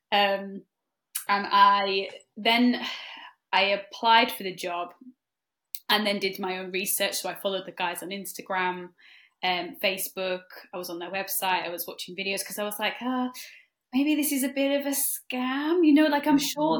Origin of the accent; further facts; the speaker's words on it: North West England, United Kingdom; I'm one of the senior support coaches at Trinity. I'm also a stress resilience coach too with Trinity and I am from the Lake District. But I've lived kind of all over, but I'm from the Lake District